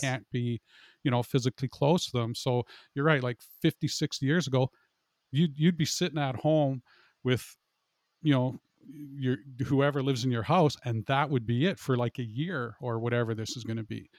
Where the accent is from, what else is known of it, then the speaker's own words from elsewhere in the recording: Canada; I'm a Canadian